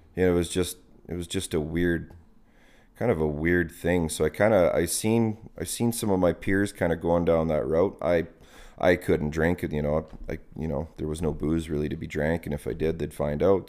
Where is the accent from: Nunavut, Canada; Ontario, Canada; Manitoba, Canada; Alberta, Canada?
Alberta, Canada; Calgary; also born or lived in High River, Alberta; at age, I think it was age thirteen, we moved from the city, we moved from Marlboro Park out to High River.